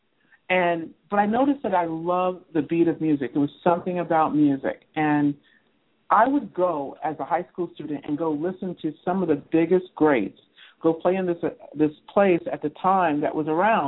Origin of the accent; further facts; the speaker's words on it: New York City, New York, United States; also born or lived in Bronx; my background is I grew up in Manhattan, okay? And I grew up also like in the Bronx on the borderline of Westchester